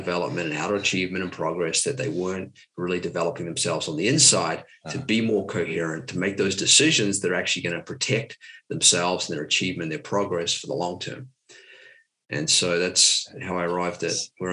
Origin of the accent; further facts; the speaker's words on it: New Zealand; I grew up in New Zealand, typical New Zealand lifestyle, rugby, running